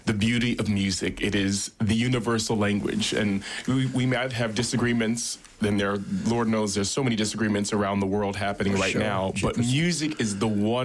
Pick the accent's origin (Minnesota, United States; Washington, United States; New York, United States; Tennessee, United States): New York, United States; New York City; New York is home. Oh, yeah. I'm a New Yorker at heart